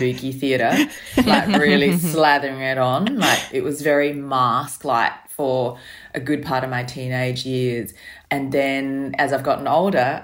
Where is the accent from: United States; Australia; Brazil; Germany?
Australia; growing up in Australia